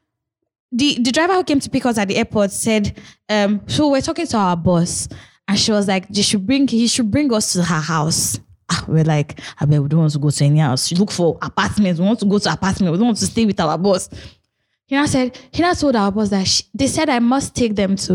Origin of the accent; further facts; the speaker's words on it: Nigeria; as a black, like as a Nigerian